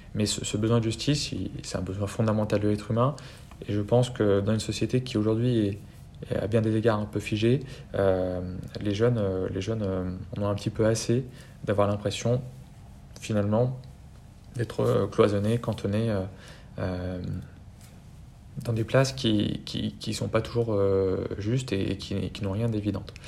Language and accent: French; France; chez nous en France